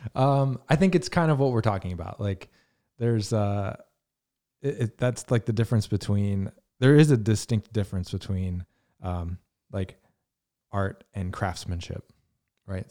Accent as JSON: {"language": "English", "region": "Virginia", "country": "United States", "tie": "born or raised there", "said": "I grew up in Virginia"}